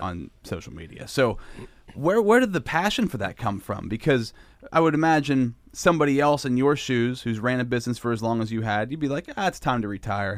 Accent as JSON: {"language": "English", "area": "Sinking Valley", "region": "Pennsylvania", "country": "United States", "tie": "born or raised there", "said": "I grew up in Sinking Valley"}